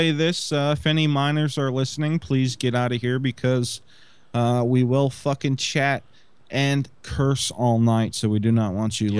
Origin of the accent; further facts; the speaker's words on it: Snowflake, Arizona, United States; I am from Snowflake, Arizona, which is where Travis Walton is from